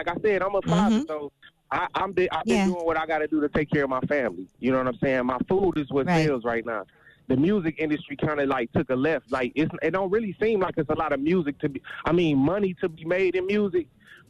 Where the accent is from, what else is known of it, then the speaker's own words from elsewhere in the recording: Detroit, Michigan, United States; I'm a chef from Detroit.